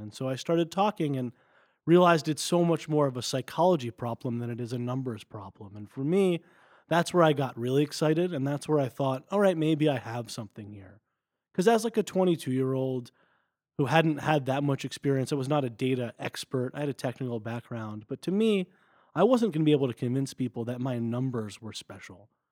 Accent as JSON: {"language": "English", "town": "Westfield", "region": "New Jersey", "country": "United States", "tie": "born or raised there", "also_born_or_lived": "Denver, Colorado", "moved": "as an adult", "lives_now": "Stanford, United States", "said": "I'm originally from Westfield, New Jersey. I grew up there"}